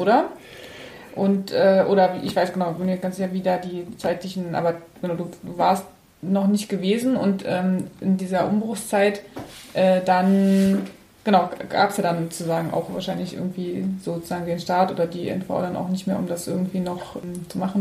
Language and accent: German; Cottbus, Brandenburg, Germany; ich bin ja in Cottbus groß geworden